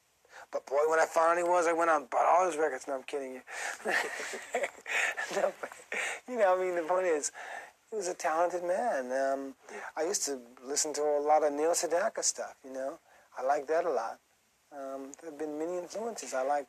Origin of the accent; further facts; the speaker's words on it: Brixton, London, United Kingdom; But I mean, you know, I'm from Brixton.